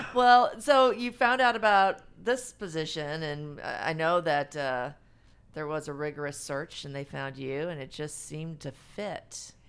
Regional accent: Farmington, Missouri, United States; I'm from Farmington

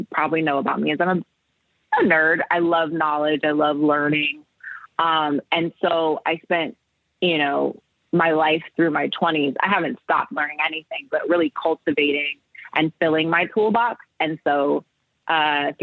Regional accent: Oakland, California, United States; I'm born and raised in Oakland, California

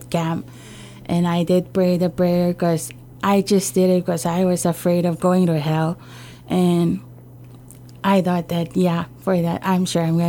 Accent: Ulithi, Yap, Micronesia; I grew up in Ulithi and also in a Catholic church.

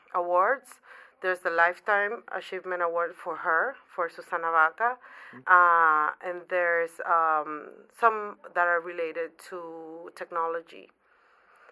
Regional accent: Panama; moved away as an adult; also born or lived in New York City; now in New York, United States; I was born in Panama. Okay. I've been in New York for 12 years. It's the first city that I moved from Panama

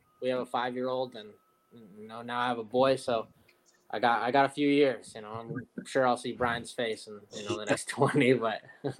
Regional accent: Teton Valley, Idaho, United States; moved away as an adult; also born or lived in California / Colorado; So I grew up in Teton Valley, went to Teton High School.

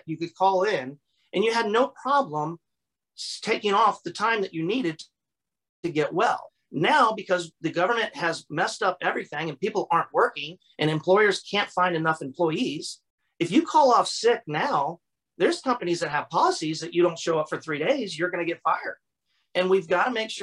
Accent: Florida, United States; I grew up here in Florida

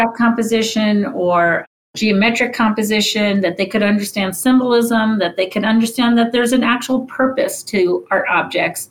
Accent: New York, United States; I grew up in New York and went to museums all the time

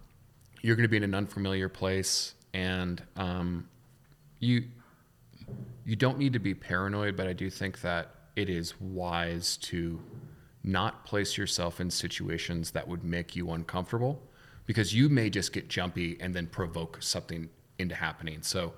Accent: Chicago, Illinois, United States; I'm from Chicago. There's a lot of places there.

